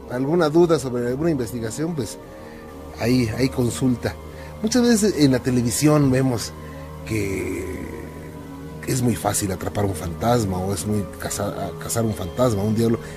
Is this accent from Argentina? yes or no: no; León, Guanajuato, Mexico; Eh, yo soy de León, Guanajuato.